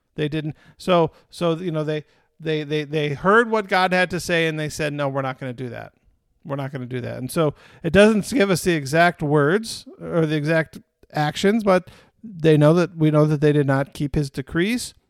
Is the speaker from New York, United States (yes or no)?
no; Michigan, United States; also born or lived in Vermont / Northeast; now in Texas, United States; I grew up in Michigan